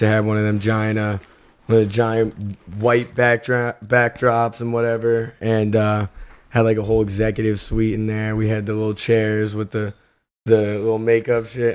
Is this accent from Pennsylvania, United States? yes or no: yes; Philadelphia, Pennsylvania, United States; I'm from Philly